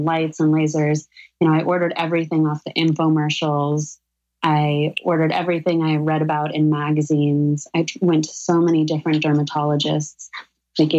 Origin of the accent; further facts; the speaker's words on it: Sedona, Arizona, United States; now in New York City, United States; Danielle and I grew up together in Sedona, Arizona.